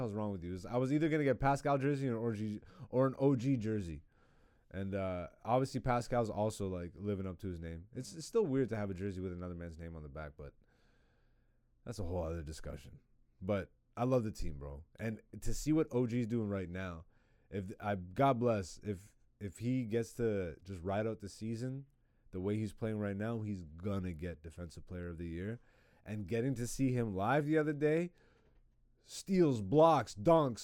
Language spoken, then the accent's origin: English; Ontario, Canada; now in Toronto, Canada; I grew up in Ontario